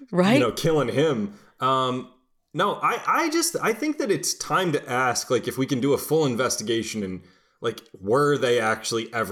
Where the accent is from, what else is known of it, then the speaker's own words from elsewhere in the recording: Gowanus, New York, United States; I'm from Gowanus.